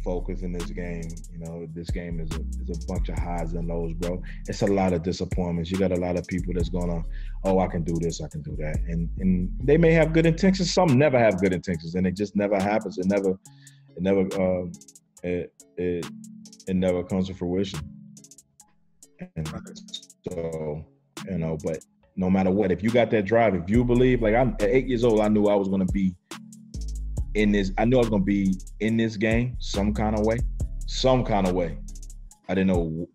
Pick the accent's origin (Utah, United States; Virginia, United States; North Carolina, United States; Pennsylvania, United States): North Carolina, United States; I'm from North Carolina.